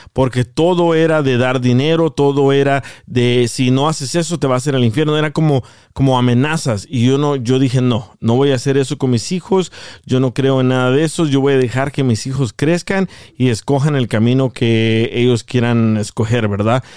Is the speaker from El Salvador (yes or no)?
yes; El Salvador; moved away; Yo, yo crecí en el, en el Salvador